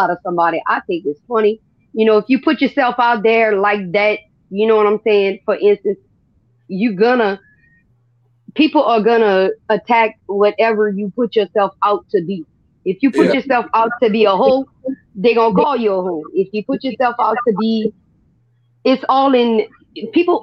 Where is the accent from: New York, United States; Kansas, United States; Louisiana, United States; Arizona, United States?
Louisiana, United States; we grew up dirt poor. I mean, gaps in the floor where they got rats crawling in and out and possums and all this stuff. I'm from Louisiana